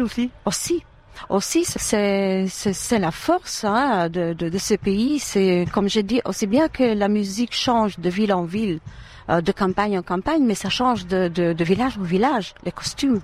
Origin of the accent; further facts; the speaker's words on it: Durrës, Durrës County, Albania; moved away; je suis née à Douros, dans ville euh, centrale, dans une ville centrale de l'Albanie